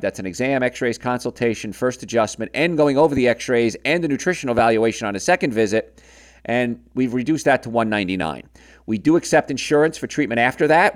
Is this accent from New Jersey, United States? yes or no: yes; Hoboken, New Jersey, United States; We're both from Hoboken